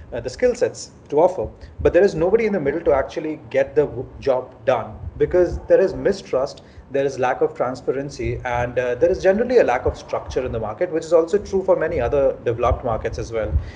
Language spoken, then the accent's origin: English; Ranchi, Jharkhand, India; moved away as an adult; now in Mumbai, India; I'm from Ranchi originally. Back in 2008, I uh, came from Ranchi to Bombay, and I've been in Bombay ever since.